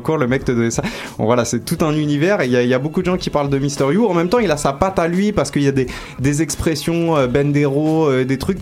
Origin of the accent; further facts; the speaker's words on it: Paris, Île-de-France, France; je suis du 18e